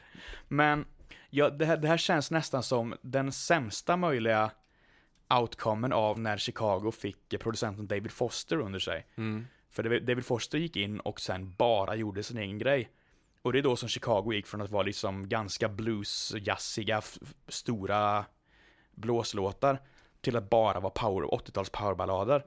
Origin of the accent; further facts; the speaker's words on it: Mariestad, Västra Götaland, Sweden; jag kommer då alltså från Västergötland, Mariestad